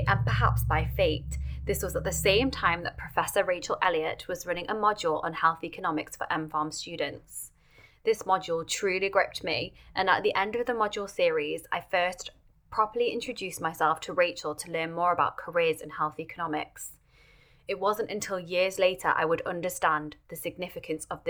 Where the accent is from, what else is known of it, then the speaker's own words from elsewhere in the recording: Manchester, North West England, United Kingdom; I was born and raised in Manchester, UK.